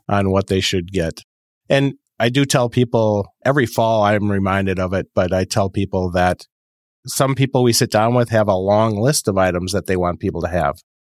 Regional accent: Fond du Lac, Wisconsin, United States; Fond du Lac, Wisconsin

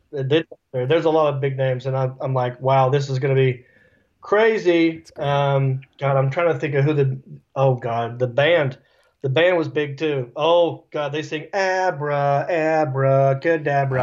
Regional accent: Hickory, North Carolina, United States; accent: redneck; moved away as an adult; also born or lived in Los Angeles; I'm from Hickory

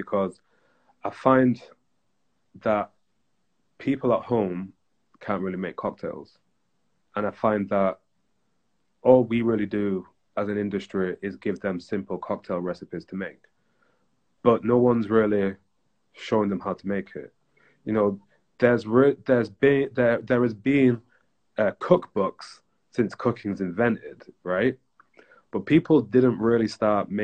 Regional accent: Bury, North West England, United Kingdom; moved away; we're from Bury. I was like, yo, me too.

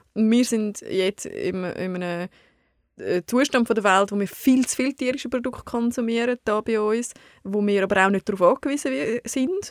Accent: Switzerland; Bei uns in der Schweiz

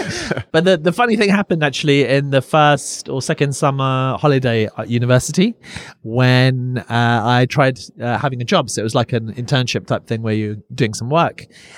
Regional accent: Finchley, London, United Kingdom; We're in North London right now, and I was brought up in North London.

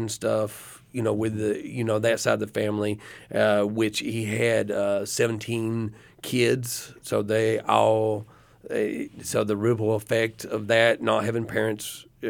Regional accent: Athens, Tennessee, United States; we came from Athens, Tennessee, which is in between Chattanooga and Knoxville, Tennessee, and it was a dry county.

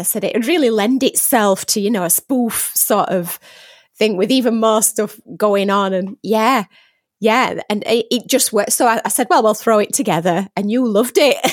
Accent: Barnsley, Yorkshire and the Humber, United Kingdom; accent: Barnsley; I am Barnsley born and bred

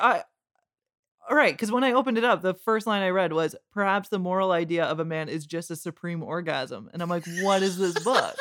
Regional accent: Windsor, Ontario, Canada; I'm from Windsor.

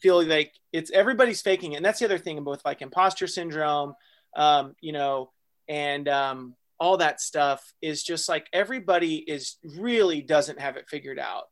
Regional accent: Texas, United States; I was born in Texas

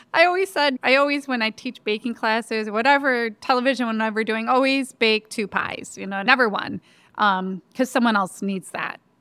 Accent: Lansing, Michigan, United States; also born or lived in DeWitt, Michigan; I grew up in Lansing, so just 15 minutes away.

